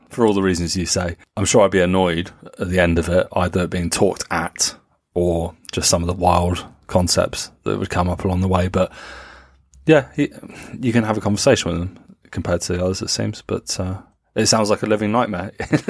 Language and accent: English; England, United Kingdom; now in Germany; I'm English